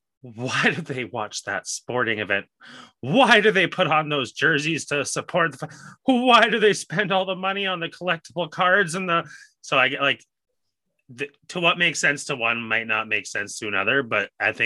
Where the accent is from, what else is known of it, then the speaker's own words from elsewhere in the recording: Edmonton, Alberta, Canada; I grew up in Edmonton